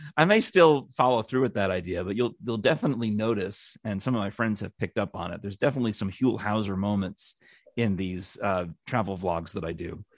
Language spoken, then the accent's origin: English; New York, United States; now in Knoxville, United States; as a New Yorker